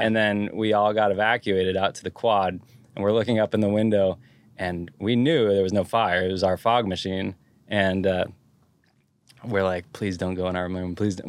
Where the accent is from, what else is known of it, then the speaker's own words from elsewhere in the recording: Santa Cruz, California, United States; I liked growing up there